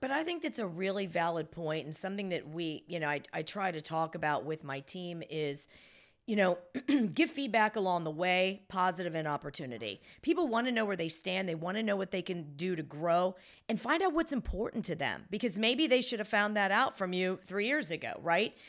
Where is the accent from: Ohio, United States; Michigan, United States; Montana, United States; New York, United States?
Ohio, United States; Salem; now in Baltimore, United States; I was born and raised about forty-five minutes from there, Salem, Ohio, which was close to Youngstown